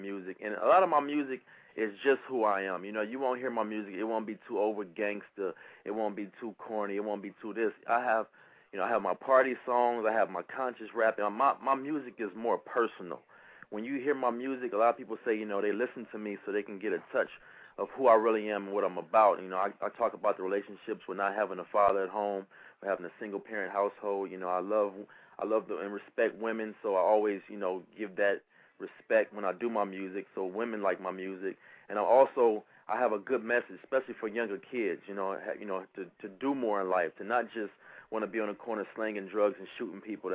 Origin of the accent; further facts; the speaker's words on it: Cleveland, Ohio, United States; moved away as an adult; now in Virginia, United States; I'm originally from Cleveland, Ohio, and back in 2000, I joined the Air Force